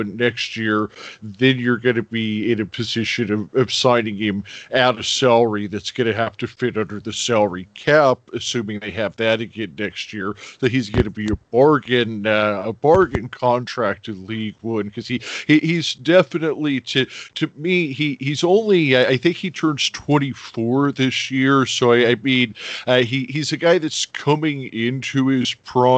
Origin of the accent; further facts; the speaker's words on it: Phoenix, Arizona, United States; I'm from Phoenix, Arizona